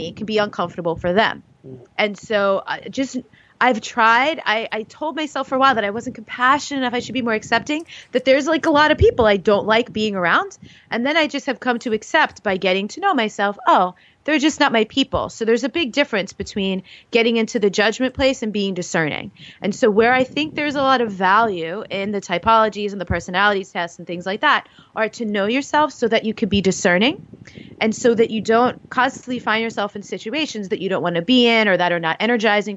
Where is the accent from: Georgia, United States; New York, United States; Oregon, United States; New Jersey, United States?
New York, United States; I'm from New York.